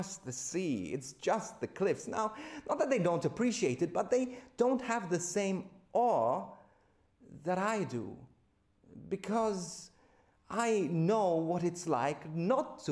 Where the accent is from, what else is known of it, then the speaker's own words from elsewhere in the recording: Malta; moved away as an adult; now in Australia; my home country of Malta